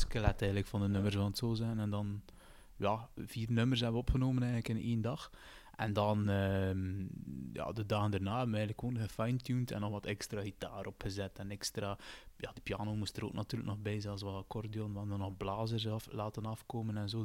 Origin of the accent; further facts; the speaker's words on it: Roeselare, Flanders, Belgium; we zijn met drie van Roeselaar